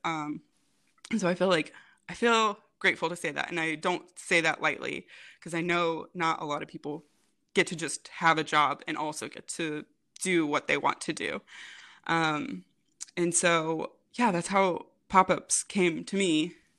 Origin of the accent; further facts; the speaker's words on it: Rensselaer, Indiana, United States; moved away as an adult; also born or lived in Jacksonville, Florida; now in Indianapolis, United States; I'm originally from Rensselaer, Indiana